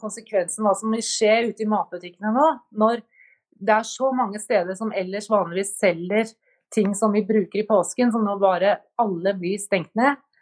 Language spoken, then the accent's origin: Norwegian; Norway